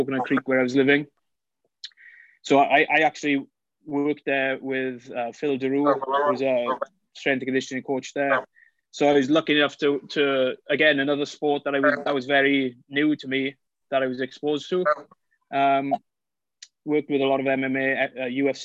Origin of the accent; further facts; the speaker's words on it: Wales, United Kingdom; moved away as an adult; now in United States; I'm from Wales, obviously from the accent, not an American accent